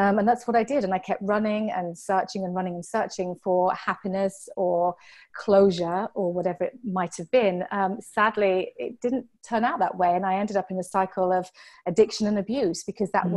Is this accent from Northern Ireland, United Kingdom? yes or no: no; Yorkshire and the Humber, United Kingdom; moved away as an adult; also born or lived in Hampshire, England; now in Venice, California, United States; I was born in Hampshire, which is um, about an hour south of London. It's on um, the south coast of, of England. It's a place called the New Forest. It's absolutely beautiful. I was born there, and then we moved up to Yorkshire, which is about four hours north of London